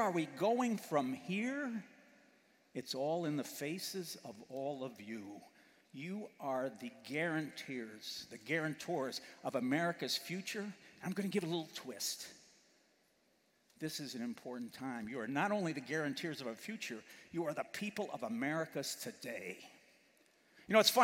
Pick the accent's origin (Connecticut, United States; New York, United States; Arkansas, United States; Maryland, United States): New York, United States; also born or lived in Massachusetts / Wisconsin; now in Illinois, United States; I was born in the Empire State, New York, the Hard Hats. And I went to school in a place called the Bay State, Massachusetts.